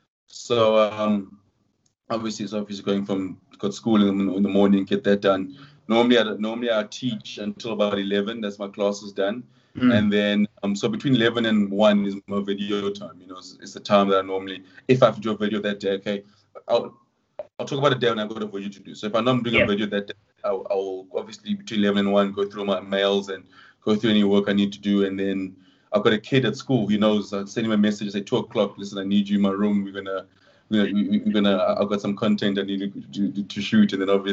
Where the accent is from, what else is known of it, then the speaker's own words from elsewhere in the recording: London, United Kingdom; born there; I'm like, "No, it's not true. I was born in East London."